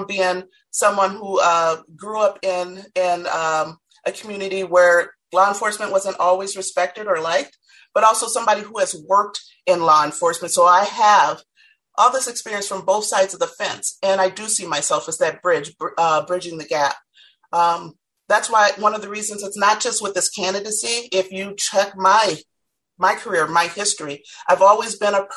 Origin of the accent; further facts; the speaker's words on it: Minneapolis, Minnesota, United States; As a Black woman and with my experiences growing up in Minneapolis